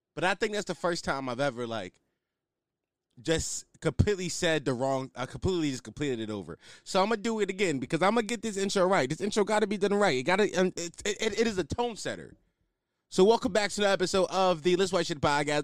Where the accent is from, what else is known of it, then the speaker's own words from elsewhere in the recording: Philadelphia, Pennsylvania, United States; I'm from Philly